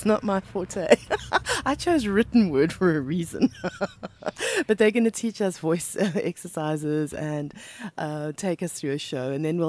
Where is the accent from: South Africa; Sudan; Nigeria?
South Africa; Johannesburg, Gauteng; now in Muizenberg, South Africa; And I mean, for me as well, I used to come down from Johannesburg and...